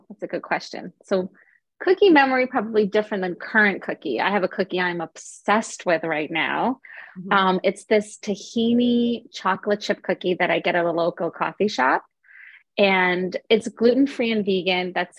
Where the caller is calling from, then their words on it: New York, United States; I'm in New York, and it's actually a really gloomy day here as well.